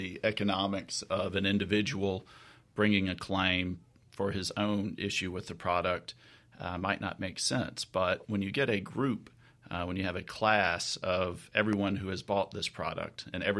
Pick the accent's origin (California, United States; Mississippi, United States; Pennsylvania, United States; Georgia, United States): Mississippi, United States; Jackson; I am a Mississippi boy. I was born in Jackson, some of my early life in the Mississippi Delta, and live with my family here in Jackson.